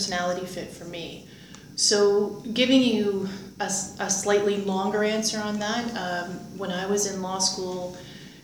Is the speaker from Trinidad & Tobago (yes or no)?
no; Windsor, Ontario, Canada; moved away as an adult; also born or lived in Greater Toronto Area, Canada / Kingston, Canada; now in Ottawa, Canada; I grew up in Windsor, Ontario